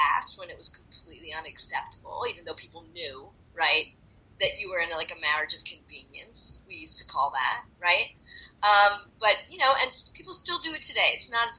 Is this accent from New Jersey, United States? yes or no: yes; Atlantic City, New Jersey, United States; I'm from Atlantic City